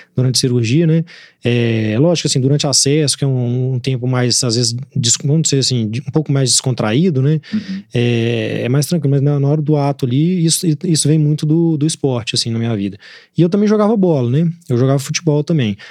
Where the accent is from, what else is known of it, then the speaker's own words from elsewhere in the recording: Belo Horizonte, Minas Gerais, Brazil; eu nasci aqui, minha juventude eu passei aqui